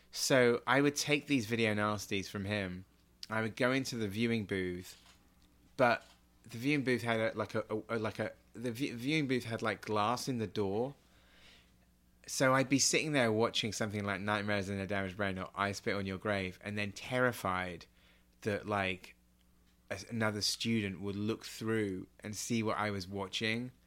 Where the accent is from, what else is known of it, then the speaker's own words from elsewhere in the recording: Swanage, South West England, United Kingdom; I grew up in Dorset in a town called Swanage